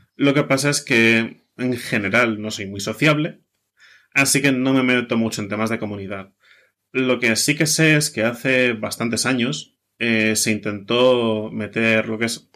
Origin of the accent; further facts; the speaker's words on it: Basque Country, Spain; soy de Euskadi, ¿vale? Vasco